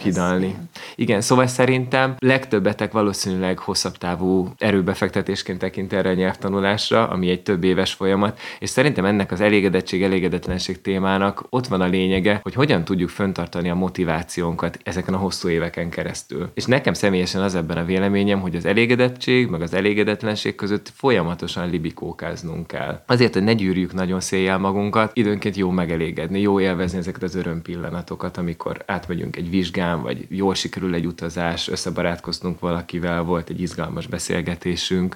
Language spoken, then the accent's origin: Hungarian; Hungary; first language Hungarian; én, mint magyar